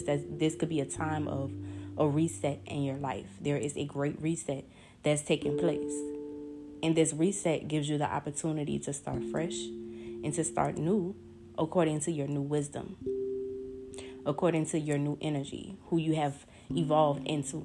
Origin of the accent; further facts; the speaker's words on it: New Orleans, Louisiana, United States; my hometown, New Orleans